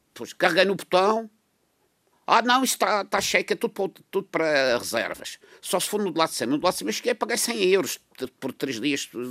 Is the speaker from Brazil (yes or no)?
no; Madeira, Portugal; como madeirense